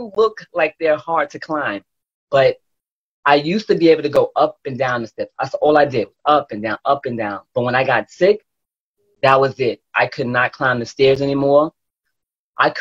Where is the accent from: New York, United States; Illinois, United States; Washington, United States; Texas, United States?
New York, United States; New York City; I'm from Brooklyn, New York. Probably sound like it too